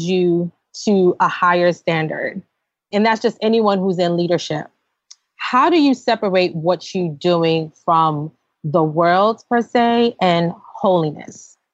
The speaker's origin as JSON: {"language": "English", "town": "New York City", "region": "New York", "country": "United States", "said": "we're from New York City"}